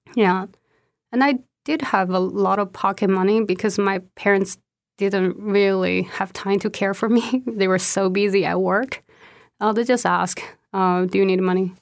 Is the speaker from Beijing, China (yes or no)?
no; Sichuan, China; first language Sichuanese; English is a second language; moved away as an adult; also born or lived in Nebraska / Athens, Ohio; now in United States; I was born and raised in Sichuan